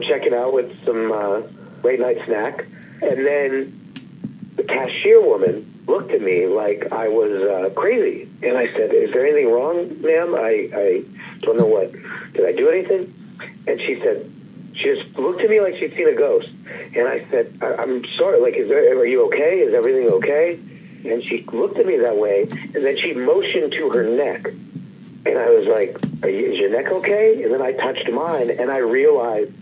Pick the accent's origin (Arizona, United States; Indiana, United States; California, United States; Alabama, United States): California, United States; Los Angeles; I grew up in Los Angeles